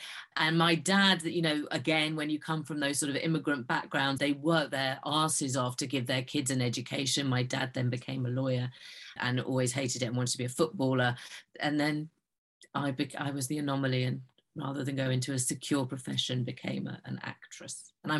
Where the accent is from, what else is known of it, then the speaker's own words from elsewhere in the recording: London, United Kingdom; I was born and raised in North London. My family were working class immigrants, came in from the East End, and we moved out to North London, the very far end of the Jubilee line.